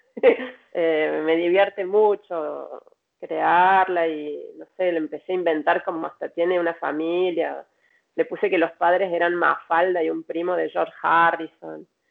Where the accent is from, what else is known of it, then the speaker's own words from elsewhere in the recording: Córdoba, Argentina; moved away as an adult; now in Paris, France; como vengo de Córdoba, en Córdoba le decimos matijajic